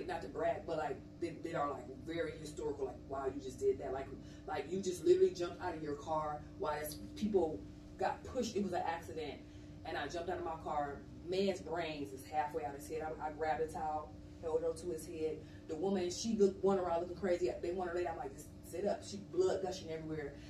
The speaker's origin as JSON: {"language": "English", "town": "East Cleveland", "region": "Ohio", "country": "United States", "tie": "born or raised there", "also_born_or_lived": "Los Angeles, California", "moved": "as an adult", "lives_now": "Atlanta, United States", "said": "my hometown of East Cleveland, Ohio"}